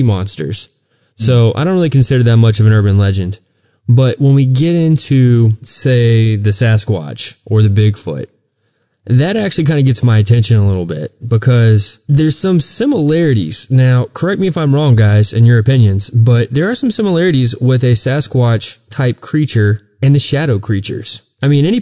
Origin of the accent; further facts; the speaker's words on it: Texas, United States; growing up in Texas, we had some local urban legends